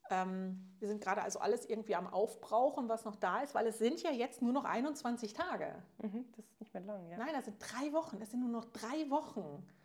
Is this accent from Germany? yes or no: no; Switzerland; ja, ist ja bei uns in der Schweiz